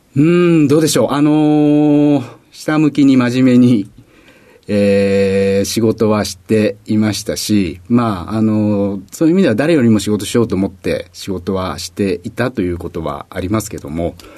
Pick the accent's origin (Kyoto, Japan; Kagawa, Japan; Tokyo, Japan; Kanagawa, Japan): Tokyo, Japan; 東京になります